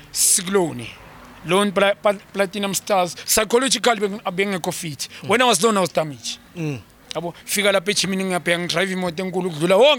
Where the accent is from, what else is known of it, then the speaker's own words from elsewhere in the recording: South Africa; We as South African, we qualify.